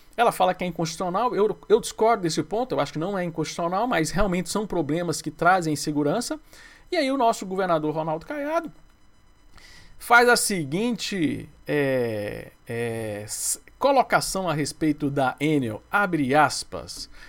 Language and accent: Portuguese; Goiás, Brazil; como eu sou de Goiás